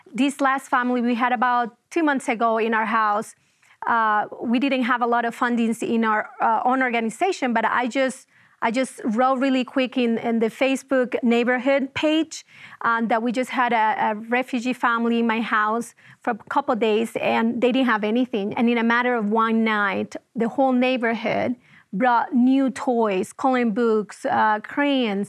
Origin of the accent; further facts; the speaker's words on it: Venezuela; moved away as an adult; I was born and raised in Venezuela, and, um, I moved out of the country when I was almost twenty-five years old.